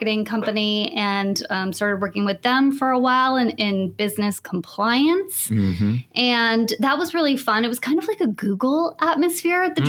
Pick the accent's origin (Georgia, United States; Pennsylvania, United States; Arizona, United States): Arizona, United States; Tucson; moved away as an adult; now in San Diego, United States; I'm originally born and raised in Tucson, Arizona, and I moved out to San Diego to go to school